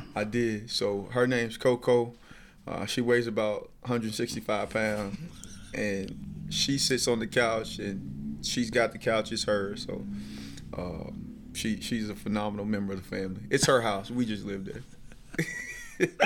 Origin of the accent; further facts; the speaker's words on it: Sylacauga, Alabama, United States; moved away; growing up in Sylacauga, Alabama